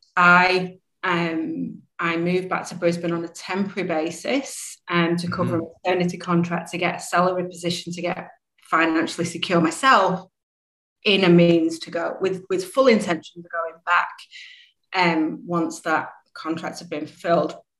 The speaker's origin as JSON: {"language": "English", "town": "Manchester", "region": "North West England", "country": "United Kingdom", "accent": "English", "moved": "as an adult", "lives_now": "Australia", "said": "originally from Manchester in the UK"}